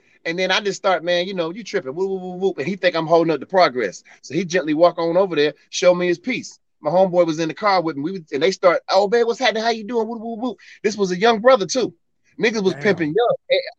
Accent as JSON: {"language": "English", "town": "Youngstown", "region": "Ohio", "country": "United States", "moved": "as an adult", "lives_now": "Atlanta, United States", "said": "I'm from Youngstown."}